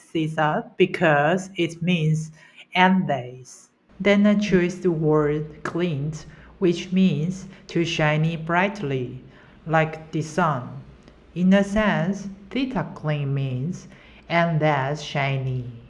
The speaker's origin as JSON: {"language": "English", "country": "Taiwan", "second_language": "English", "said": "I'm a U X designer, and I'm from Taiwan."}